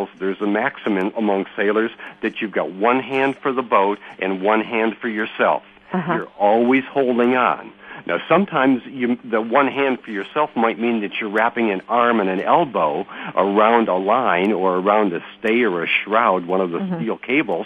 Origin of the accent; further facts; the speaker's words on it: United States; as an American